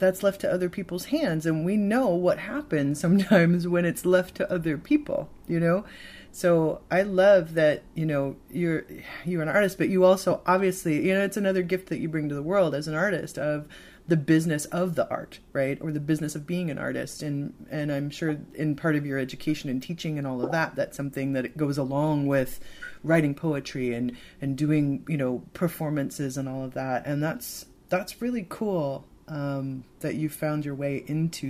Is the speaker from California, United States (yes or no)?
no; Chicago, Illinois, United States; also born or lived in Seattle; I grew up outside of Chicago.